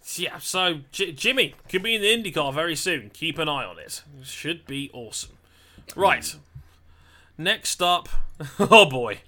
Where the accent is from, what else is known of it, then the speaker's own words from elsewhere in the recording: United Kingdom; being British